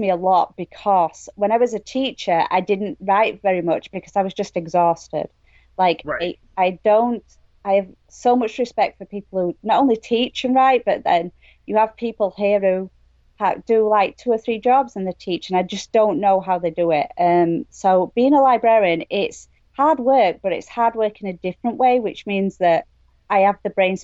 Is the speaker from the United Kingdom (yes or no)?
yes; England, United Kingdom; moved away as an adult; now in Maine, United States; I'm from England